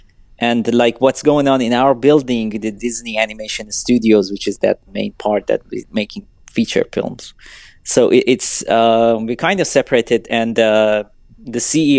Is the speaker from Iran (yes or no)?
yes; Iran; English is a second language; moved away as an adult; now in United States; I'm so young, I'm from Iran, I'm coming to this country, learning everything